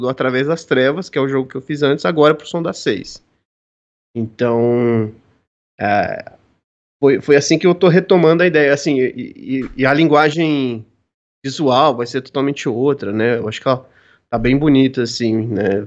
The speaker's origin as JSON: {"language": "Portuguese", "region": "São Paulo", "country": "Brazil", "said": "eu sou de São Paulo"}